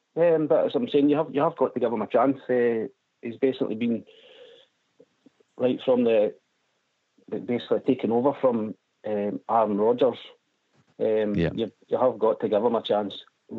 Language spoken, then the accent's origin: English; Broxburn, Scotland, United Kingdom; accent: Scottish; I'm from a place called Broxburn in West Lothian, Scotland, which is just outside Edinburgh.